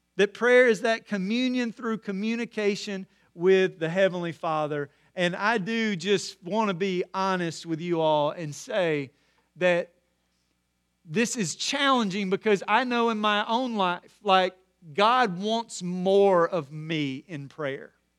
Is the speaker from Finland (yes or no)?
no; Corinth, Mississippi, United States; growing up in Corinth, Mississippi